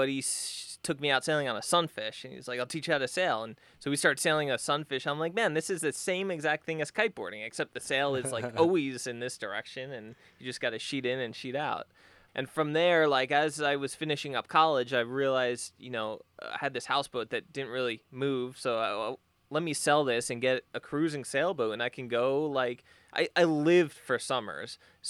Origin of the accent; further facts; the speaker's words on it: Long Island, New York, United States; Yeah, I grew up in Long Island, New York. So I grew up summertime going to the beach, you know, on center consoles and stuff like that, just playing around the water.